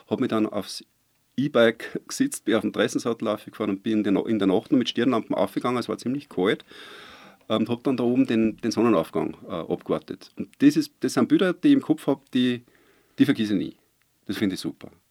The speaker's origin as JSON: {"language": "German", "town": "Waidhofen an der Ybbs", "region": "Lower Austria", "country": "Austria", "tie": "born there", "said": "Ich bin gebürtig aus Weidhofen an der Ibs, bin gebürtiger Niederösterreicher, aber natürlich mittlerweile ist das Seerland meine Heimat, überhaupt keine Frage."}